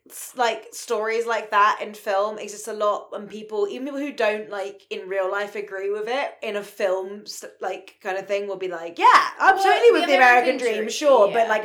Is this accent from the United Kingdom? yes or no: yes; United Kingdom; We're so British.